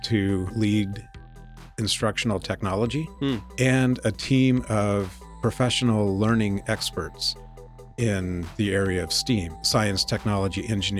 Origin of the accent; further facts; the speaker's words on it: San Leandro, California, United States; also born or lived in Irvine; now in San Ramon, United States; I've lived in the area. Actually, I grew up in San Leandro. So lived in the area for 25 years.